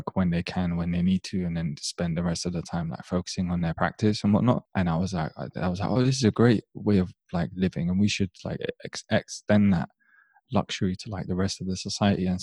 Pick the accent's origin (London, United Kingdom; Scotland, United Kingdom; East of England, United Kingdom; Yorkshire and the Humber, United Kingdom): London, United Kingdom; growing up in London